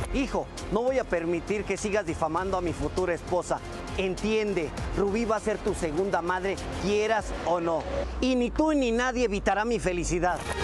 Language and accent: Spanish; Veracruz, Mexico; nosotros somos de Veracruz